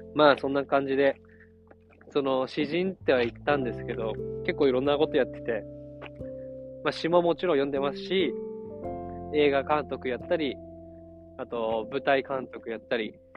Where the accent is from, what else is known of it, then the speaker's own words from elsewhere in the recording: Yamagata, Japan; 俺山形出身